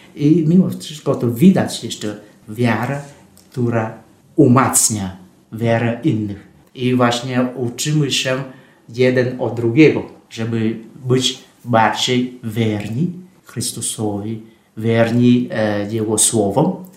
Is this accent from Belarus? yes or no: no; Vietnam; Polish is a second language; moved away as an adult; also born or lived in Russia / Poland; now in Rome, Italy; Ja jestem franciszkaninem e, z Wietnamu